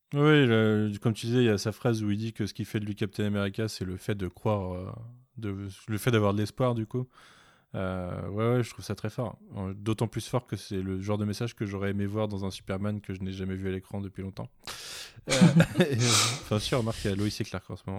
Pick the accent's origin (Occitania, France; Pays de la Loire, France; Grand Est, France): Pays de la Loire, France; Nantes; je suis nantais